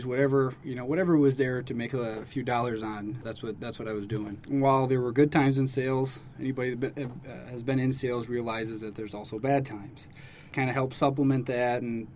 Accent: Michigan, United States; moved away as an adult; also born or lived in Alaska; now in Langley Air Force Base, United States; I'm from Michigan

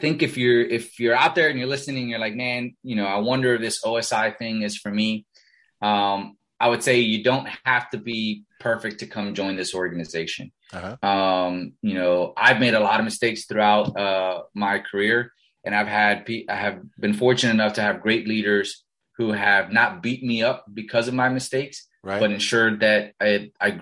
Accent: Miami, Florida, United States; first language Spanish; English is a second language; also born or lived in Costa Rica; I grew up in Miami, and I'm Hispanic, right? I'm Latino, born in Costa Rica, Parents immigrated here, when I was five. Spanish is my first language

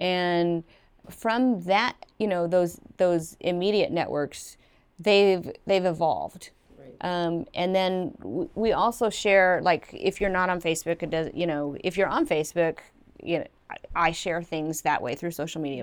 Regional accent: Evansville, Indiana, United States; moved away; growing up in Evansville, Indiana

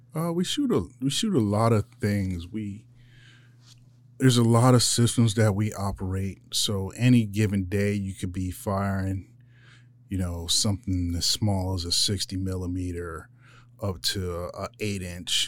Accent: Philadelphia, Pennsylvania, United States; moved away as an adult; now in Yuma, United States; I grew up in Philadelphia

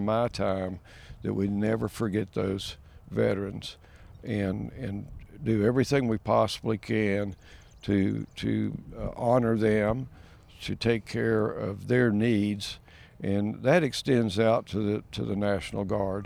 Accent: Maryville, Tennessee, United States; I was born and raised in East Tennessee, actually in Blount County, Maryville, in my district.

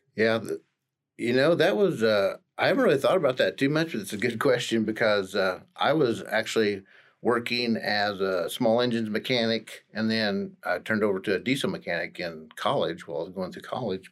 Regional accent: Stillwater, Oklahoma, United States; I'm actually, uh, born and raised in Stillwater

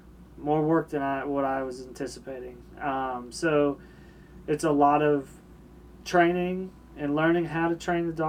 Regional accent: Tampa, Florida, United States; born there; So, I was born in Tampa, Florida. Grew up in the military. Both my parents were in the military.

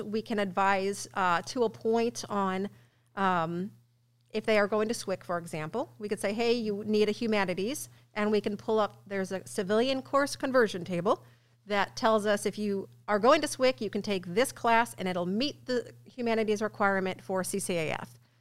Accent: Ballwin, Missouri, United States; moved away as an adult; now in Illinois, United States; I'm from Baldwin, West

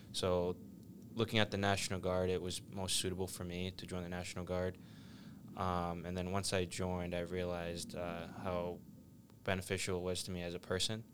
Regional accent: South Shore, Massachusetts, United States; I grew up in the South Shore, uh, Braintree, Brockton, Norwood, a lot of the towns

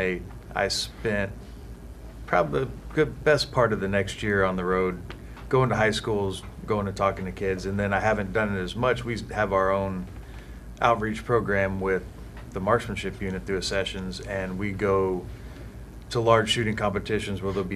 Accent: Katy, Texas, United States; moved away as an adult; So I grew up in Houston, Texas, in Katy, Texas, just outside of Houston

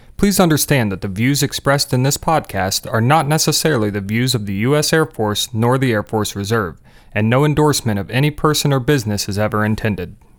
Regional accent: Muncie, Indiana, United States; I'm, I'm originally from Indiana

